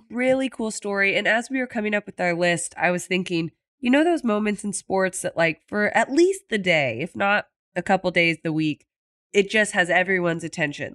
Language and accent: English; Kansas City, United States; My hometown, Kansas City